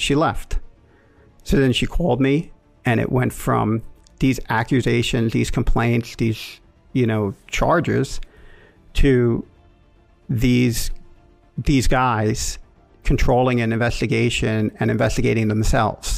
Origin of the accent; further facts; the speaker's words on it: New York City, New York, United States; moved away as an adult; I'm originally from Queens, New York, Rockaway Beach, my whole life. I went to grammar school there and then high school.